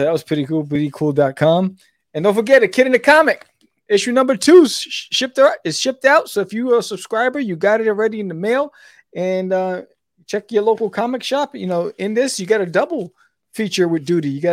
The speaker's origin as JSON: {"language": "English", "town": "New York City", "region": "New York", "country": "United States", "tie": "born or raised there", "also_born_or_lived": "Brooklyn", "moved": "yes", "said": "I was born in Brooklyn, raised in Queens"}